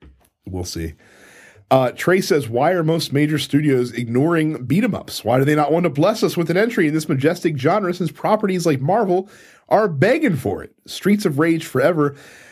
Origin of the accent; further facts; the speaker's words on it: Chicago, Illinois, United States; I'm from Chicago.